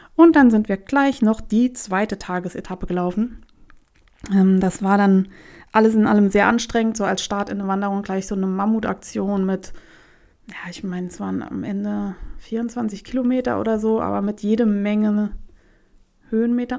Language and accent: German; Germany; hier in Deutschland